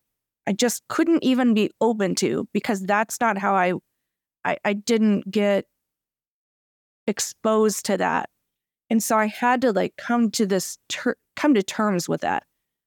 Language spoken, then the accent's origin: English; Kentucky, United States; I really don't like seafood, but that's also because I grew up in Kentucky.